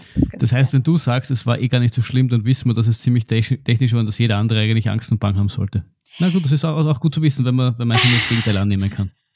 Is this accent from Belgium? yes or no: no; Austria; bei uns in Österreich